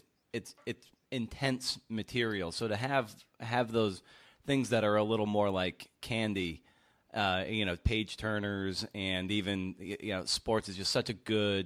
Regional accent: outside of Boston, Massachusetts, United States; I grew up in outside of Boston, so I'm like a New England everything

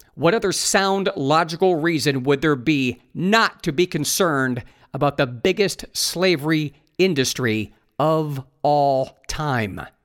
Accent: Ohio, United States; moved away as an adult; also born or lived in Los Angeles, United States; I moved back to my home state of Ohio

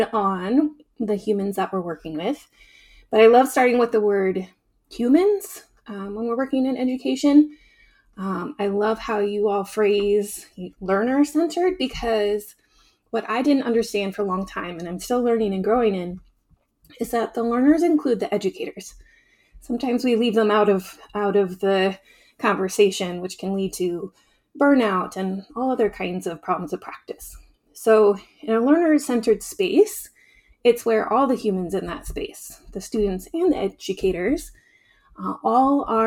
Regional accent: Southern Oregon, United States; moved away as an adult; growing up in this region

